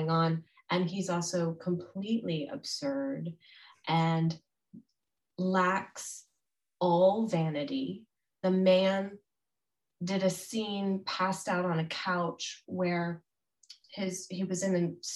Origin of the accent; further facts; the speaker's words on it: United States; as an American